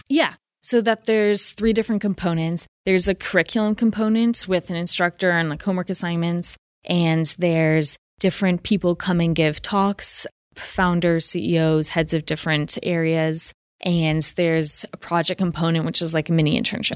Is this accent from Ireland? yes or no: no; San Francisco, California, United States; I'm from San Francisco, so I'm one of those mythical locals